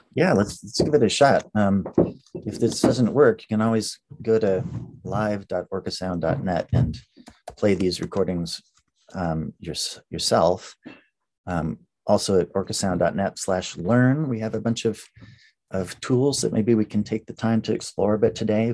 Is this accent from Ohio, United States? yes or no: no; Colorado, United States; now in Seattle, United States; I grew up in Colorado where there haven't been oceans for many millions of years.